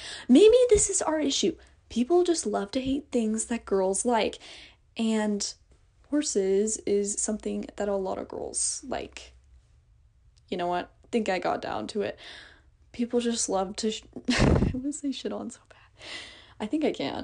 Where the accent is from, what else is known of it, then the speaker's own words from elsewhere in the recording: Oklahoma, United States; I'm from Oklahoma